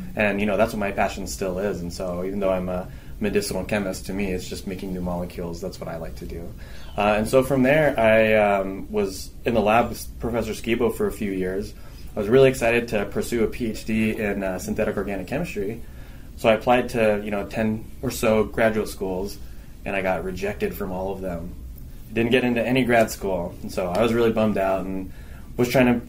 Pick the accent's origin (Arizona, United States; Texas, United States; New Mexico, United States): Arizona, United States; Phoenix; I'm actually from Arizona. I went to high school at Mountain Point High School in Ahwatukee